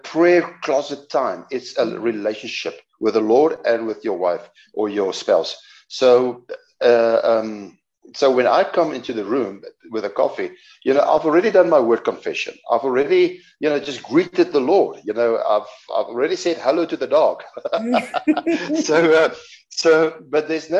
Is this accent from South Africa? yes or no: yes; South Africa; accent: Afrikaans; our accent, my Afrikaans accent